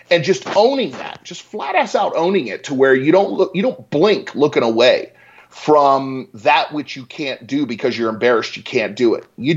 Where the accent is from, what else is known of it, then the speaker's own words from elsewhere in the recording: Richmond, Virginia, United States; moved away as an adult; also born or lived in Boulder, Colorado; now in Denver, United States; I grew up in Richmond, Virginia